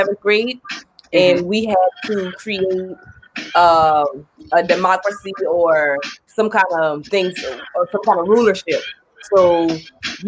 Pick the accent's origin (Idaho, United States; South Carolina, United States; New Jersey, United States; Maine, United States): South Carolina, United States; Ridgeville; I'm from Pringletown. I'm from Ridgeville.